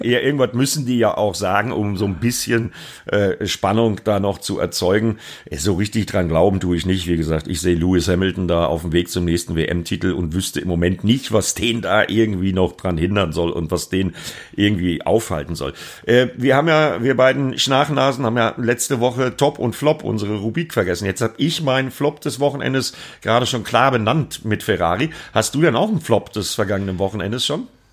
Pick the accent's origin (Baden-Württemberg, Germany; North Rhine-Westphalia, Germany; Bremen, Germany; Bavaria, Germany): Bremen, Germany; für mich als Bremer quasi mein Heimspiel